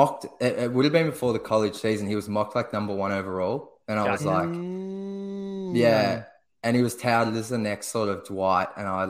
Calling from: Melbourne, Victoria, Australia; I honestly could not be further away from Detroit. I'm at the bottom of Australia in a city called Melbourne.

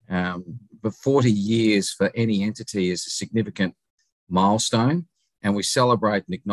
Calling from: Adelaide, South Australia, Australia; I'm speaking today from Adelaide, South Australia. It's about 9.35 in the evening here in South Australia.

